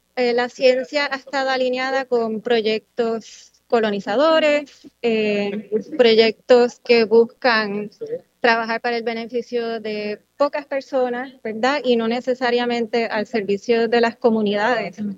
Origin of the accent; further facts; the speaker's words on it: Puerto Rico; also born or lived in United States; Nací aquí en Puerto Rico, mis padres vienen de otros países, pero he vivido aquí casi toda mi vida